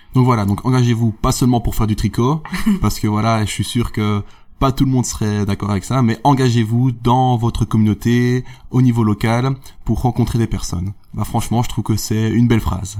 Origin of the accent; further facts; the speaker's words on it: Namur, Wallonia, Belgium; je viens de Namur, donc j'ai fait mon bachelier à l'UNAMUR